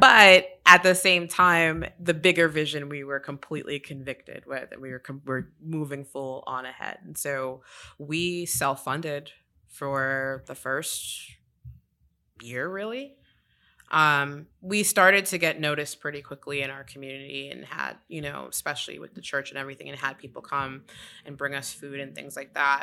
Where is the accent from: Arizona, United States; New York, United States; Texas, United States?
New York, United States; New York City; moved away as an adult; now in Charlotte, United States; I'm originally from New York City